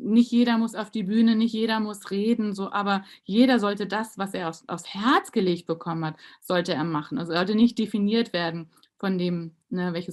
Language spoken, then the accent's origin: German; Germany; dass wir als Deutsche, also ging so alle Emotionen so in mir